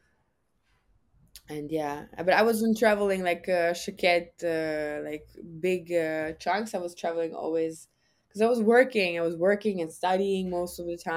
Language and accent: English; Germany; born or raised there; English is a second language